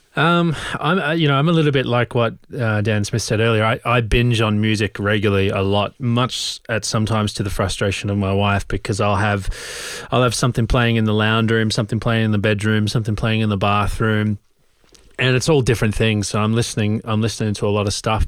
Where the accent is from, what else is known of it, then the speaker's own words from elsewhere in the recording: Australia; also born or lived in London; now in Oslo, Norway; I grew up in Australia